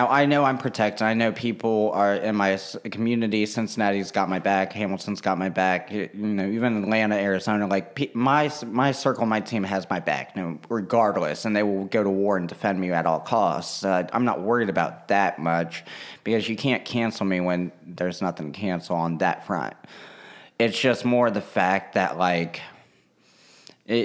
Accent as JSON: {"language": "English", "country": "Russia", "tie": "born there", "said": "my heritage was important to me in that sense that I'm adopted from Russia, and I didn't want to lose that part of me."}